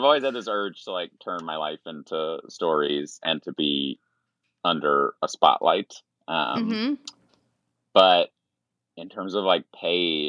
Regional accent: Roanoke, Virginia, United States; I grew up in Roanoke, Virginia

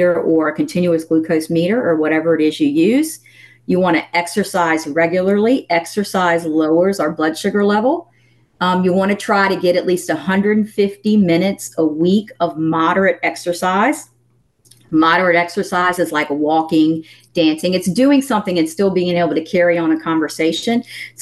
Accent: the South, United States; I'm from the South

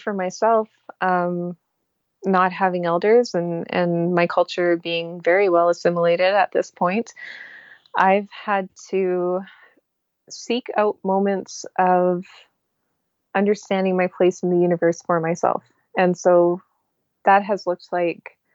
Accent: Canada

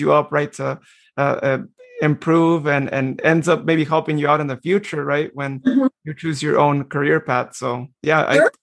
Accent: Modesto, California, United States; Modesto, which I am going to be biased because that is my hometown

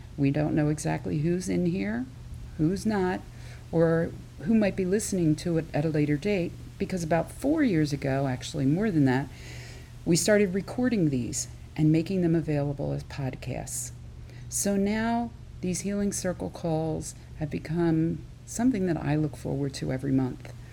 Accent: Philadelphia area suburbs, Pennsylvania, United States; I grew up outside of the Philadelphia area in the suburbs

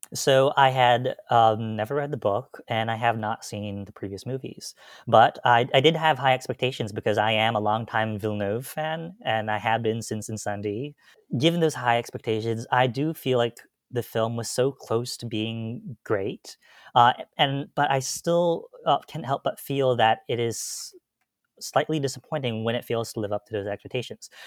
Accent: Gaithersburg, Maryland, United States; I am from Gaithersburg, Maryland

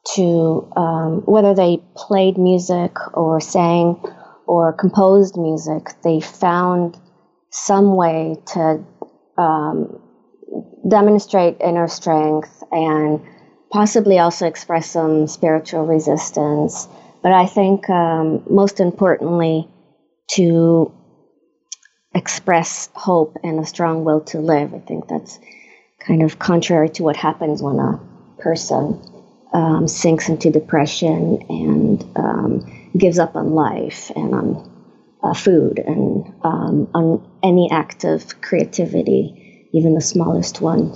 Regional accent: Israel; moved away as an adult; also born or lived in Germany / Stanford area, California; now in United States; I was born in Israel, uh, born and raised in Israel.

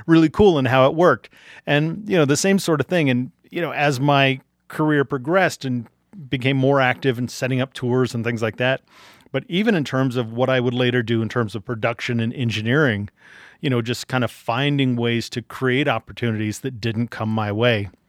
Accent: Arlington, Virginia, United States; born or raised there; also born or lived in Washington, D.C.

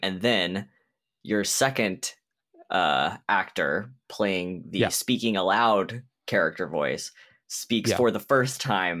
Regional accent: Kansas City, United States; Okay, so does this movie take place in Kansas City? Because I'm from Kansas City and I should watch it if that's the case.

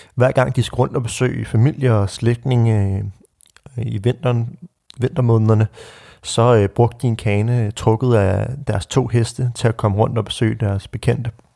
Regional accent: Birkerød, Capital Region of Denmark, Denmark; vi stod på skøjter på Birkerød Sø, hvor jeg voksede op

